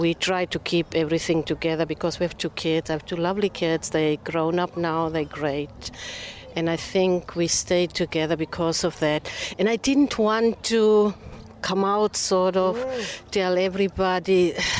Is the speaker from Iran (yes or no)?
no; Namibia; also born or lived in South Africa; I grew up in half in Namibia and half in South Africa. And my dad, because he is a preacher, we moved around a lot.